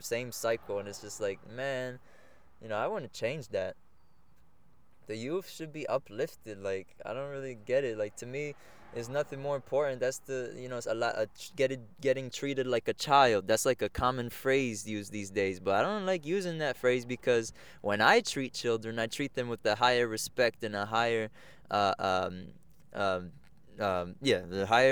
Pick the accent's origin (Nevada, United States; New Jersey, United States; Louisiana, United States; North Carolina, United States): New Jersey, United States; Egg Harbor Township; I'm from Egg Harbor Township, New Jersey. But as if we're speaking about culture, Colombia is where I'm from.